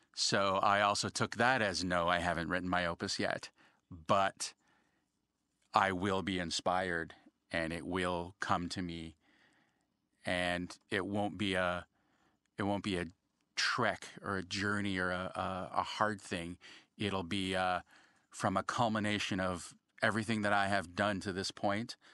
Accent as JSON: {"language": "English", "country": "Canada", "said": "being Canadian"}